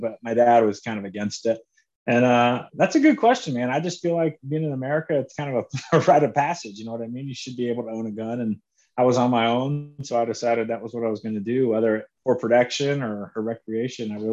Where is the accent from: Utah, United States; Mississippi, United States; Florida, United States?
Florida, United States; Orlando; moved away; I grew up in Orlando, you know, Orlando or suburb of Orlando, Florida